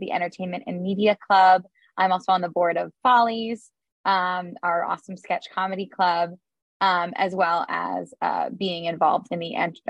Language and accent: English; Ann Arbor, Michigan, United States; moved away as an adult; also born or lived in New York; I'm actually originally from Ann Arbor, so this has been a nice little homecoming to come back for school.